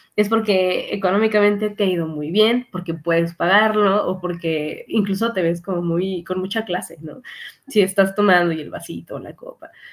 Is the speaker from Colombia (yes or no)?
no; Mexico; Como mexicanos